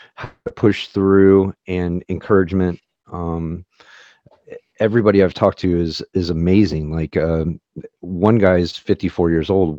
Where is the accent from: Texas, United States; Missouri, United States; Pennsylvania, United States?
Missouri, United States; St. Louis; I grew up in Saint Louis, Missouri